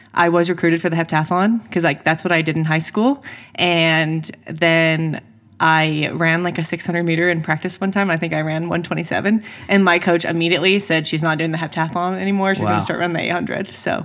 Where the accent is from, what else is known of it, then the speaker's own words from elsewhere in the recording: an hour south of Seattle, Washington, United States; also born or lived in Mississippi / Oregon; now in Florida, United States; I'm from just like an hour south of Seattle.